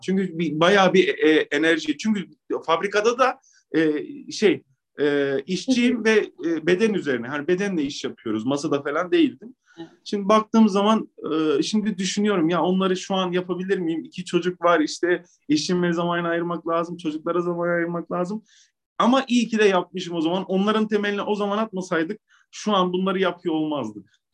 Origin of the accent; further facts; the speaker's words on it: Maraş, Kahramanmaraş, Turkey; also born or lived in Istanbul; ben memlekete dönmek durumunda kaldım.